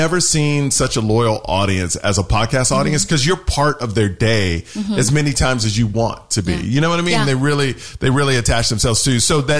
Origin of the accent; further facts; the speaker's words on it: Houston, Texas, United States; I grew up in Houston